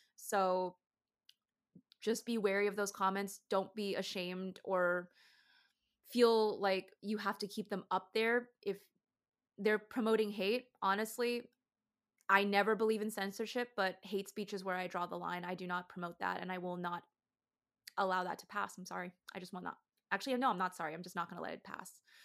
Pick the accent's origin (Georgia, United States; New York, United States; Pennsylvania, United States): Georgia, United States